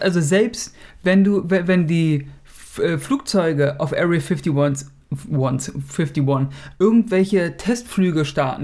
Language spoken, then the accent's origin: German; Germany; Der ist ja die Nummer eins hier, ne? Bei uns in Deutschland